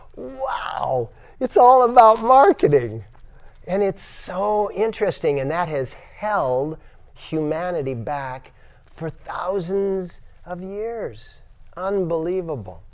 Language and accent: English; United States; I'm an American, so to speak, according to branding